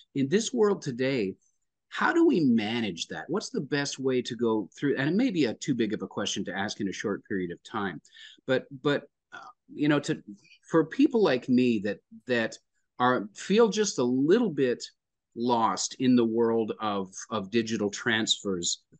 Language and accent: English; Lloydminster, Alberta, Canada; now in Nashville, United States; a Canadian boy, born in, born in Lloydminster, Alberta